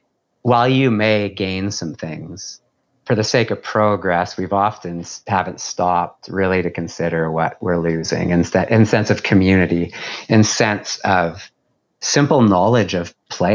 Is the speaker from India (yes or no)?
no; White Rock, British Columbia, Canada; moved away as an adult; now in Dartmouth, Canada; I grew up in White Rock in the Vancouver area, in the suburb of Vancouver